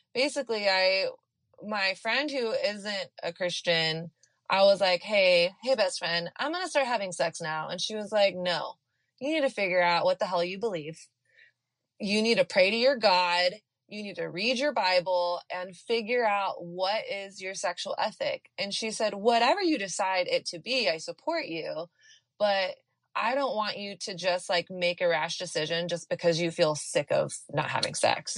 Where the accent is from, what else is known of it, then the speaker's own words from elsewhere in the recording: Texas, United States; I grew up in the South in in Texas during the height of the purity culture